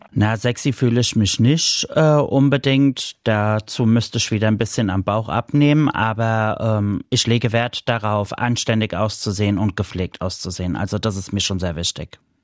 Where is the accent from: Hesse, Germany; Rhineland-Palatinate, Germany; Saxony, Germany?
Rhineland-Palatinate, Germany; Mainz; Ich komme aus Mainz